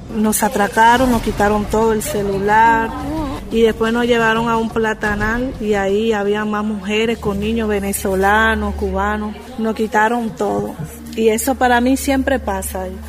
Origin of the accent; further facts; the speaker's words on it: Dominican Republic; moved away as an adult; also born or lived in Uruguay; Soy dominicana, pero vengo de Uruguay